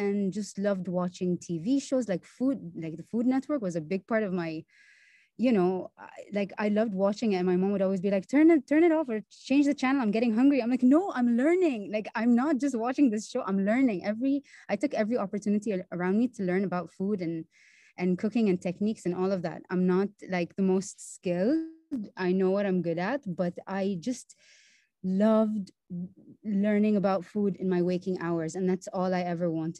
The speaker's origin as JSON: {"language": "English", "country": "Bahrain", "tie": "born or raised there", "said": "born and raised in Bahrain"}